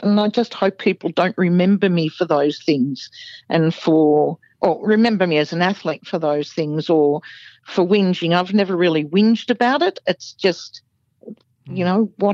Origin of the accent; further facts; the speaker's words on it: Melbourne, Victoria, Australia; I was a kid from Coburg, one of the outer northern suburbs of Melbourne.